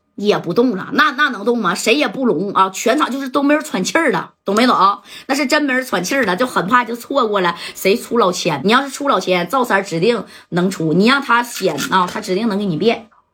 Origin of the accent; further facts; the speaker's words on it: Northeast China, China; 咱那帮东北人啊